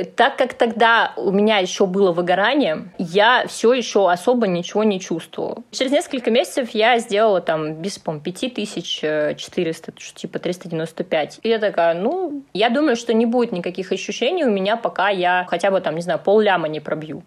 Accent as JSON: {"language": "Russian", "region": "Moscow", "country": "Russia", "tie": "born or raised there", "also_born_or_lived": "Dnipro", "said": "я тоже родилась в Москве"}